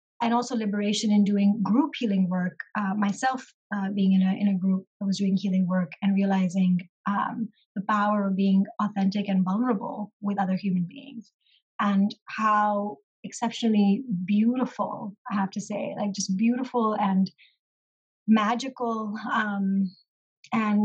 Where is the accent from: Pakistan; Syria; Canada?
Pakistan; moved away; originally I am from Pakistan, and that is where my family lives